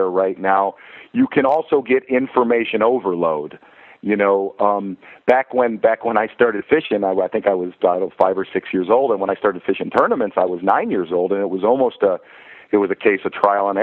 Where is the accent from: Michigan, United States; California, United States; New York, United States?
Michigan, United States; growing up in Michigan